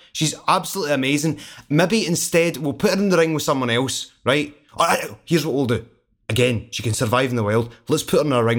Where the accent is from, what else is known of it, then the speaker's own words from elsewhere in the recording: Glasgow, Scotland, United Kingdom; I'm a songwriter from Glasgow